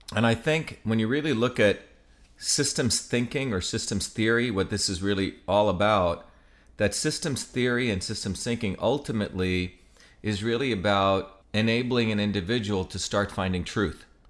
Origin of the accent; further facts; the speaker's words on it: Mumbai, Maharashtra, India; I grew up in Bombay